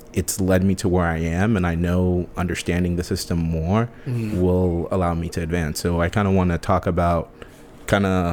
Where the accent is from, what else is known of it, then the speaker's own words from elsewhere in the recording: United States; I was born in the United States